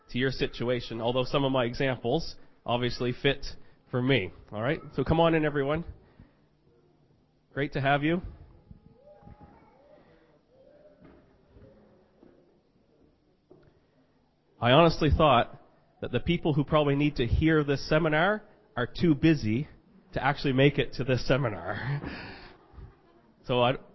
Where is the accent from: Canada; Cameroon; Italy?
Canada; Fredericton, New Brunswick; I'm from Fredericton, New Brunswick, Canada.